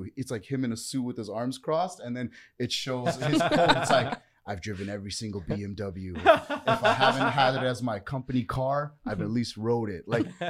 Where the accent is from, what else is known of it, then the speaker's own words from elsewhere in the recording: Toronto, Ontario, Canada; also born or lived in Vaughan; So for me, growing up initially, I actually grew up in the hood in Jane and Finch.